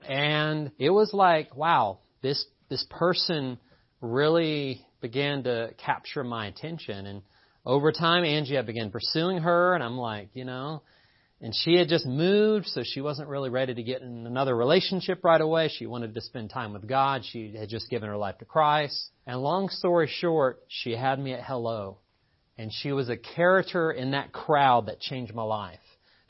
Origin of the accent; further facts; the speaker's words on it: Appalachia, United States; And by the way, I am from Appalachia. It's funny. Don't let the lack of accent deceive you. I'm from here. People welcome me to town, and I'm like, I'm from here. Don't welcome me. I'm from here.